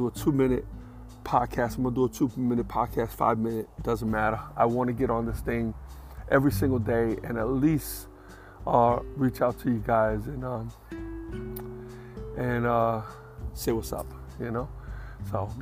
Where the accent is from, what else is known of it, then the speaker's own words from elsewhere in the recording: New York, United States; moved away as an adult; also born or lived in Bronx; I'm a New Yorker. I'll be in New York my whole life.